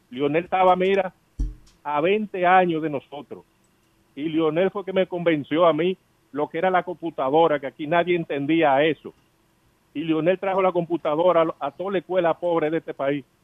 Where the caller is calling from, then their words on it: Los Mameyes, Distrito Nacional, Dominican Republic; Buenas tardes … de los Mameyes.